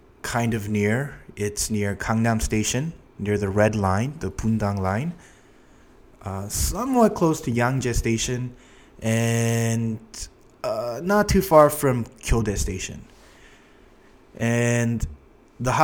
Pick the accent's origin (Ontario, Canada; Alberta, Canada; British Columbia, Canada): Ontario, Canada; Toronto; moved away as an adult; now in Seoul, South Korea; I'm originally from Toronto, Canada